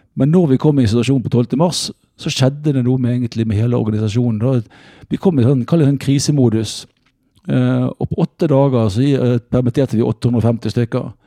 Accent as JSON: {"language": "Norwegian", "town": "Bergen", "region": "Vestland", "country": "Norway", "tie": "born or raised there", "moved": "as an adult", "lives_now": "Oslo, Norway", "said": "erkebergenser er jeg egentlig, fordi det er der jeg vokste opp"}